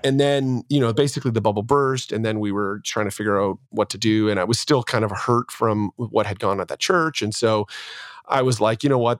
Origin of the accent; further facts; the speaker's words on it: Ontario, Canada; born and raised in Canada and in Ontario, and my dad was upwardly mobile